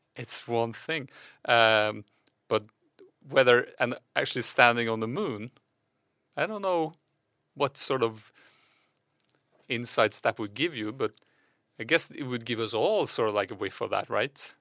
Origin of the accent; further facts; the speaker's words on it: Norway; English is a second language; Just two Norwegians